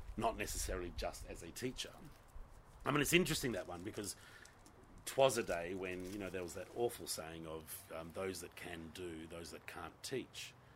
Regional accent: Gosnells, Western Australia, Australia; I'm a Gossie boy. I grew up in Gosnells

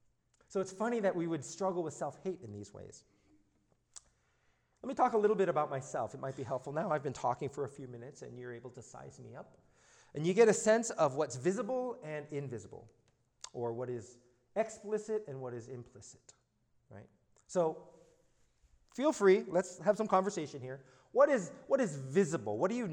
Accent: Alexandria, Virginia, United States; I was born in Alexandria, Virginia, so I'm from the South.

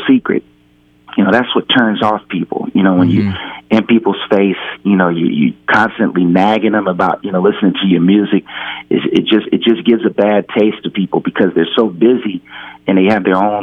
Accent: Pasadena, California, United States; I'm from Pasadena, California, and we always liked funk

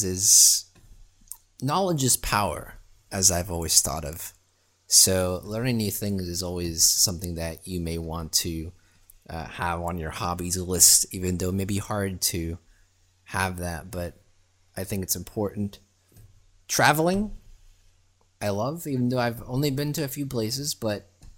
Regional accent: Germany; now in Florida, United States; I grew up in Germany, currently live in Florida

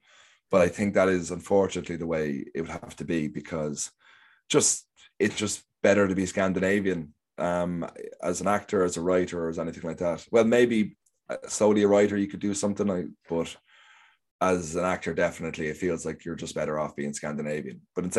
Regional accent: Kildare, Leinster, Ireland; moved away as an adult; also born or lived in Stockholm, Sweden; now in London, United Kingdom

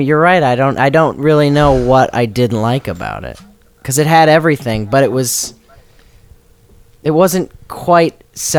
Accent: Naples, Florida, United States; I'm from Naples, Florida

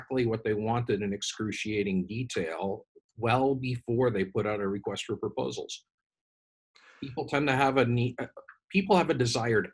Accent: Canada; I'm Canadian.

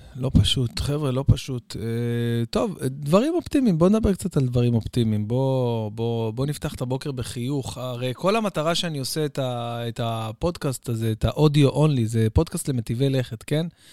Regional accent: Bat Yam, Tel Aviv District, Israel; אצלנו בבת ים, אוקיי? אה, הייתי מתפלל שנים על גבי שנים על גבי שנים, בעצם מאז שאני זוכר את עצמי, בבית כנסת המרכזי בבת ים

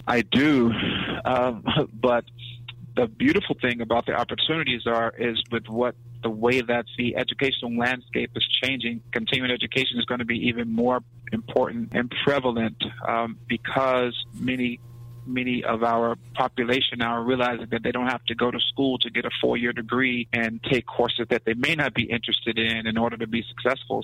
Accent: Mississippi, United States; born or raised there; also born or lived in West Palm Beach, Florida; now in Atlanta, United States

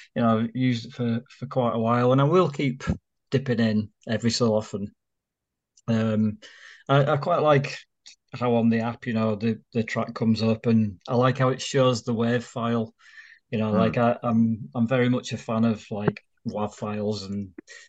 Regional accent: Leeds, Yorkshire and the Humber, United Kingdom; So it's kind of because I came from Leeds, and it's actually got a lot of similarities there.

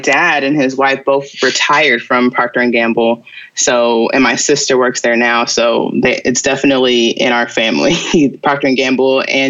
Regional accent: Cincinnati, Ohio, United States; growing up in Cincinnati was great. I feel like it's one of those smaller cities that can feel big when you want it to.

